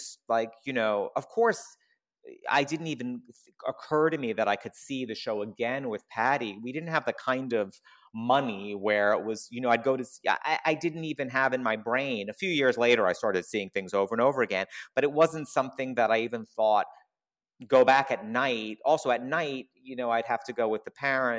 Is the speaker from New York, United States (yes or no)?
yes; New York City, New York, United States; I grew up in Queens. So Queens is a borough of a part of New York City.